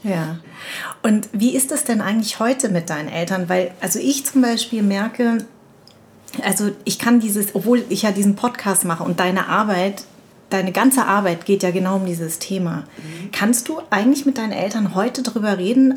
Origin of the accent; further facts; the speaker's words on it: Darmstadt, Hesse, Germany; Ich komme von hier, ich bin aus Darmstadt